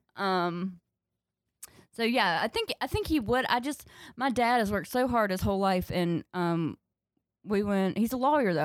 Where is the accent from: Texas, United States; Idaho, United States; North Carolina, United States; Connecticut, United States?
North Carolina, United States; moved away; also born or lived in Chicago